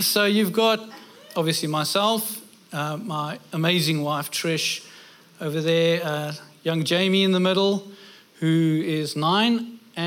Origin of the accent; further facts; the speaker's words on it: South Africa; moved away as an adult; also born or lived in United Kingdom; now in Australia; I'm South African. We moved over to the UK. I was 26 when I went over there